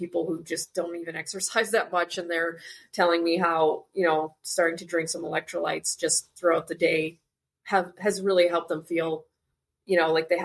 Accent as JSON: {"language": "English", "country": "Canada", "tie": "born or raised there", "moved": "as an adult", "lives_now": "Curaçao", "said": "I was born and raised in Canada, but moved to Curaçao"}